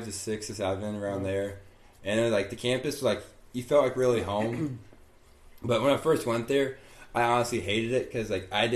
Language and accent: English; Heyworth, Illinois, United States; also born or lived in Edwardsville; I'm basically from, like, all over central Illinois because, like, I moved a lot as a kid, but I'm mainly from Hayworth, which is about 20 minutes south of ISU.